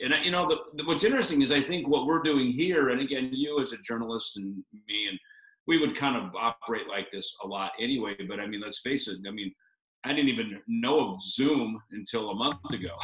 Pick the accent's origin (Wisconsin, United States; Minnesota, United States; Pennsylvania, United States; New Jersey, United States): Minnesota, United States; now in Scottsdale, United States; I grew up in Minnesota